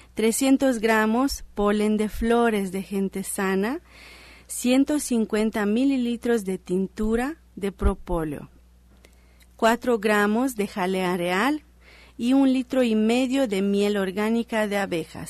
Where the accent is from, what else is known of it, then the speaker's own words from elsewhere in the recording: Romania; now in Mexico; mi país de nacimiento que es Rumania